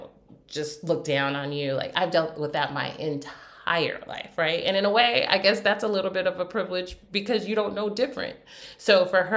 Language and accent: English; United States; as an American